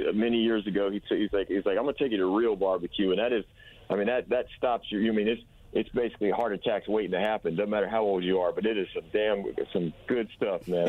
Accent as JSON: {"language": "English", "region": "South Carolina", "country": "United States", "moved": "yes", "lives_now": "Nashville, United States", "said": "we're from South Carolina"}